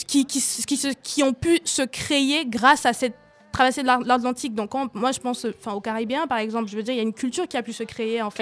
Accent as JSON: {"language": "French", "country": "Cameroon", "tie": "born or raised there", "moved": "yes", "said": "j'ai grandi au Cameroun"}